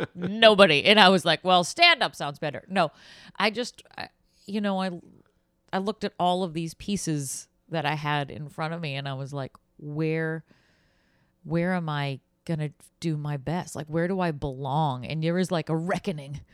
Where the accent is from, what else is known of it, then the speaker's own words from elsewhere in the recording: Boston, Massachusetts, United States; moved away as an adult; I grew up in Boston